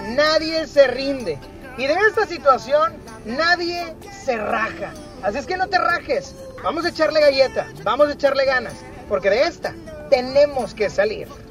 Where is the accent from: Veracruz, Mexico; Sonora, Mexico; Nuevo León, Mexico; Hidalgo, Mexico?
Nuevo León, Mexico; Monterrey; Lo traemos en nuestro ADN como mexicanos, como regiomontanos